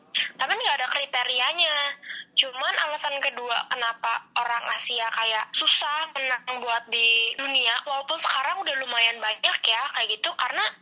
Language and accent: Indonesian; Serang, Banten, Indonesia; terus lawan kabupaten Serang, aku dari kota Serang gitu, terus lawan banyak dari Lebak kayak gitu.